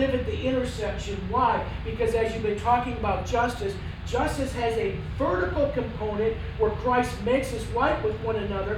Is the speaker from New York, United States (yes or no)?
no; Wisconsin, United States; moved away; I'm from Wisconsin